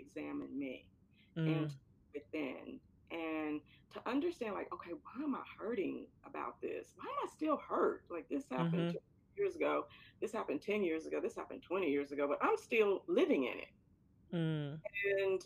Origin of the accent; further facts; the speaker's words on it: Florence, Alabama, United States; moved away; I came from an environment, a small Alabama town. And I have to say this, I love my Alabama town, Florence, Alabama